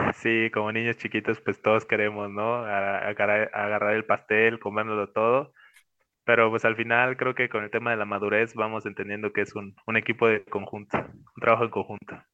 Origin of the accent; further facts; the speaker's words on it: Mexico; Nosotros como mexicanos